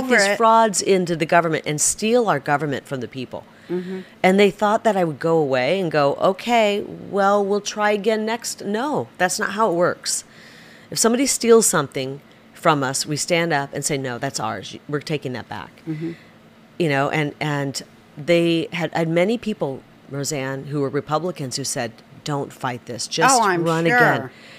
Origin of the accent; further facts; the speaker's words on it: Iowa, United States; I'm a big talker. I'm from Iowa.